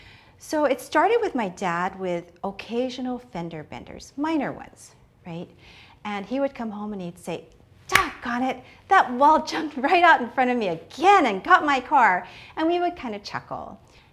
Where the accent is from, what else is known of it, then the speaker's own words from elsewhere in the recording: Oahu, Hawaii, United States; I am from Oahu.